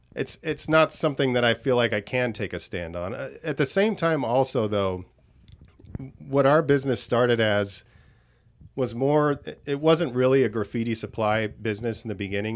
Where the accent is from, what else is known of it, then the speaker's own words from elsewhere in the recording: Southern California, United States; moved away as an adult; also born or lived in Los Angeles; now in Las Vegas, United States; I was born and raised in Southern California